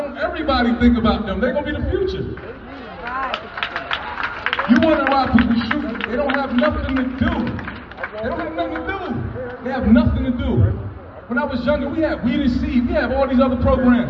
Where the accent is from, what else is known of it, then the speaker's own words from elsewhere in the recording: Trenton, New Jersey, United States; grew up in Trenton all my life.